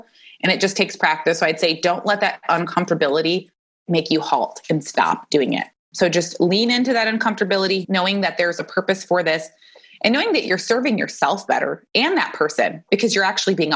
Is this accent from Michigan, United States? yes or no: yes; Michigan, United States; now in Phoenix, United States; I grew up in Michigan